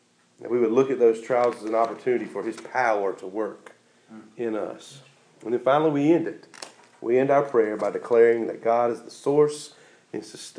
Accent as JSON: {"language": "English", "country": "United States", "said": "American Christians"}